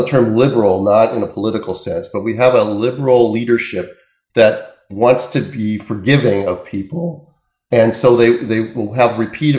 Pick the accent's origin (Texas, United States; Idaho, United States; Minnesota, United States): Minnesota, United States; Minneapolis; I grew up in Minneapolis.